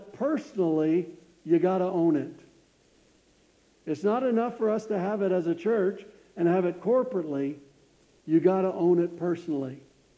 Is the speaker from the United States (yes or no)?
yes; United States; I wish I was from Africa instead of the United States